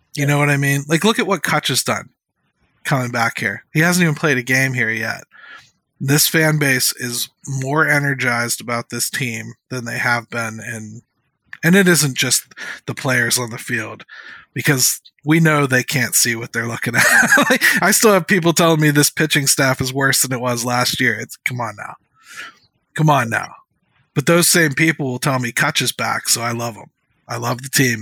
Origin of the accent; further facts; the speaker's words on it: Pittsburgh, Pennsylvania, United States; growing up in Pittsburgh, we like our stars